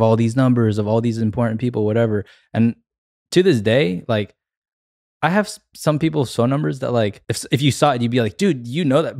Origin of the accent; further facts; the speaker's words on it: Atlanta, Georgia, United States; I'm from Atlanta, so, you know, I grew up listening to a lot of hip hop